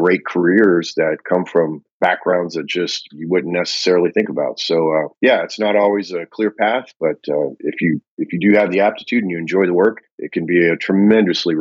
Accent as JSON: {"language": "English", "town": "Austin", "region": "Texas", "country": "United States", "tie": "born or raised there", "said": "in Austin, my hometown"}